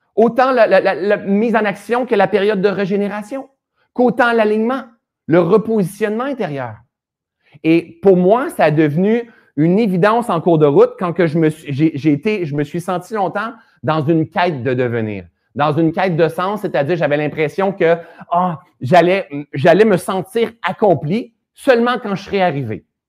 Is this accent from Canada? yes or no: yes; Sherbrooke, Quebec, Canada; now in Laurentides, Canada; Sherbrooke, c'est ma ville natale en plus